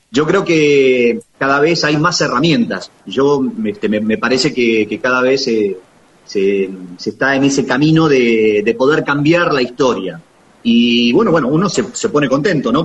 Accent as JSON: {"language": "Spanish", "town": "La Manuela", "region": "Buenos Aires Province", "country": "Argentina", "tie": "born or raised there", "lives_now": "Daireaux, Argentina", "said": "Yo soy oriundo de Laguna Alcina, Bonifacio, en realidad de un pueblito más chiquito todavía, soy oriundo de, La Manuela."}